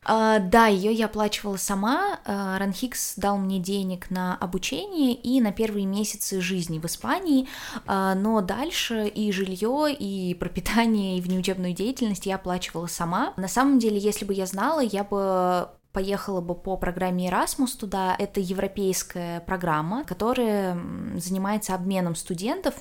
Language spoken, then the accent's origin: Russian; Russia; also born or lived in Granada, Spain; я из России